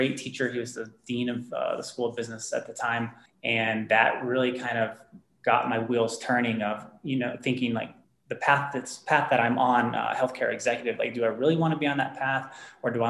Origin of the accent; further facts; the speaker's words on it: near Dallas-Fort Worth, North Texas, United States; moved away as an adult; also born or lived in Tennessee / Southern California; now in Denver, United States; I was born and raised in Texas, in a rather small town near Dallas-Fort Worth area, so North Texas.